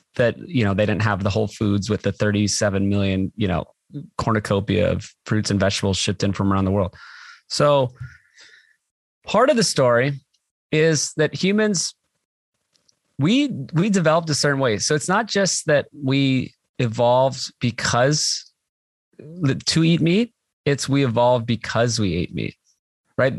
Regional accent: Hawaii, United States; I grew up in Hawaii.

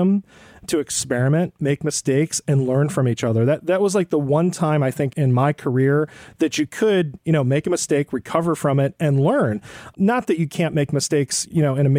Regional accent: East Syracuse, New York, United States; moved away as an adult; now in Chicago, United States; I grew up in East Syracuse, went to East Syracuse Manoa High School

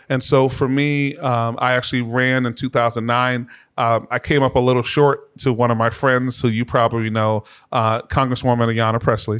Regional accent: Boston, Massachusetts, United States; we grew up in the Roxbury section of the city of Boston. So um, I'm from, as we would note, the berry, but not the fruit

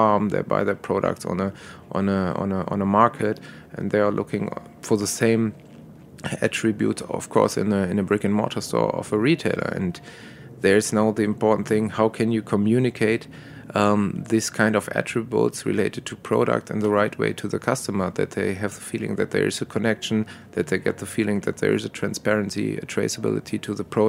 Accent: Düsseldorf, North Rhine-Westphalia, Germany; in my hometown, Düsseldorf

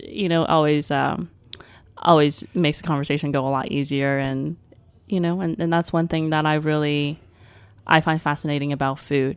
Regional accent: Taipei, Taiwan; moved away; When I grew up in Taipei in the early eighties, there was not, um, clean supermarkets.

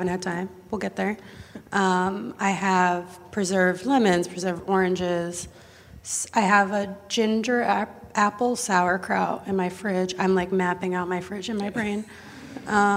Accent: Minnesota, United States; moved away; I grew up in Minnesota

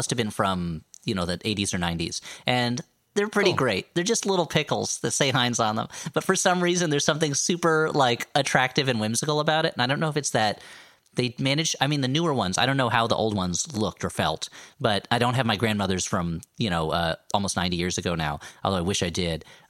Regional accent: New Jersey, United States; a real Jersey boy

